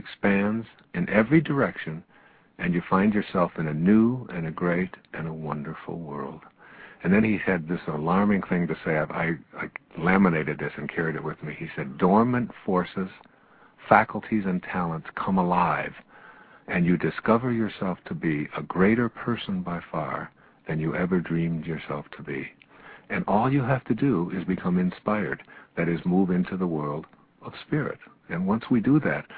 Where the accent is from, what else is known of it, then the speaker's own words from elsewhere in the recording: Detroit, Michigan, United States; When I was a young boy in the ninth grade at Denby High School on the east side of Detroit